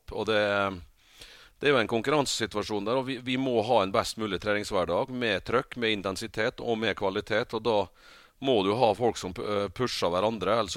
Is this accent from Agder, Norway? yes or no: no; Rekdalen, Møre og Romsdal, Norway; det var eh, veldig eh, samhold i den bygda der. Det var sånn at når hvis det var basar, så var alle der. Var det 17. mai, så var hele bygda Altså hele bygda var til stede.